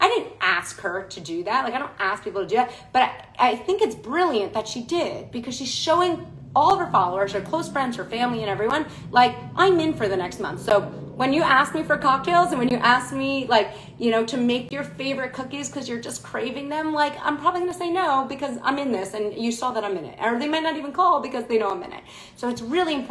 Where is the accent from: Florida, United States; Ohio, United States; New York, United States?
New York, United States; New York City; I'm born and raised in Manhattan.